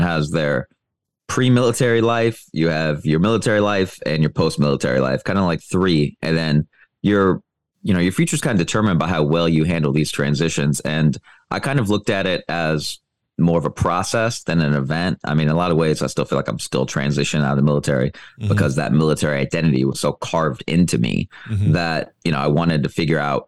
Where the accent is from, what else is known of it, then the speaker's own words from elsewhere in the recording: Iowa, United States; moved away as an adult; also born or lived in Thailand; now in Dominican Republic; even in my hometown in Iowa